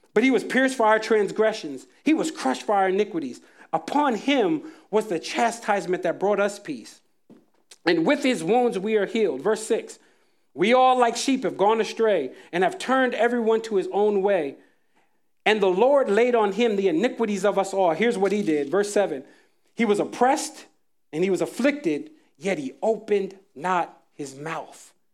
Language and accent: English; Jacksonville, North Carolina, United States; When I was a kid, I was growing up in Jacksonville, North Carolina